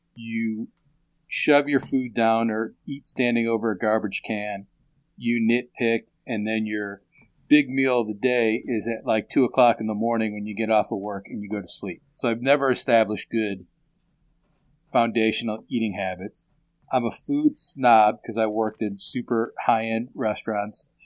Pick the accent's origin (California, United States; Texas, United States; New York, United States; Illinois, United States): Illinois, United States; Chicago; When I grew up in West Rogers Park, if we wanted fish, I went to the fishmonger.